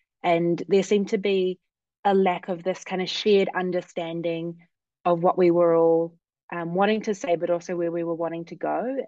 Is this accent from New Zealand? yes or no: yes; Auckland, New Zealand; moved away as an adult; now in Oregon, United States; I am Samoan Pakeha. I'm born and raised in Auckland and currently living in the United States